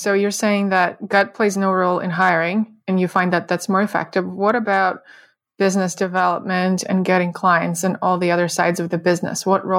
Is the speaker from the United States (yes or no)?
no; Russia; moved away; we both are immigrants. So yeah. We have some things in common with that. You're from Canada, I'm from Russia.